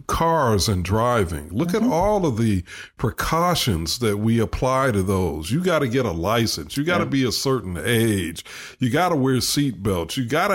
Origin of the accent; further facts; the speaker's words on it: Chicago, Illinois, United States; when I was a kid growing up in Chicago.